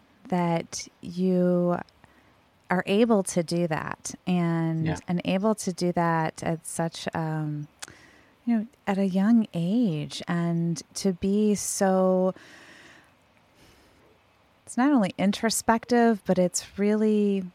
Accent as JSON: {"language": "English", "region": "Midwest", "country": "United States", "tie": "born or raised there", "said": "I live north of Chicago, so I'm very familiar with Detroit, and and I grew up in the Midwest."}